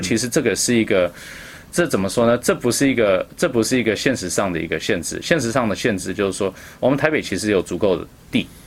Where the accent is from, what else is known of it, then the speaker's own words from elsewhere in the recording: Vancouver, British Columbia, Canada; now in Taipei, Taiwan; 我是Vancouver boy